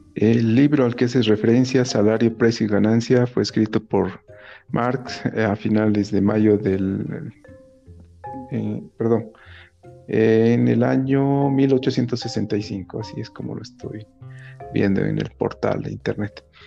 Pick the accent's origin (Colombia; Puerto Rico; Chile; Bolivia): Bolivia; Oruro; cuando era niño en Oruro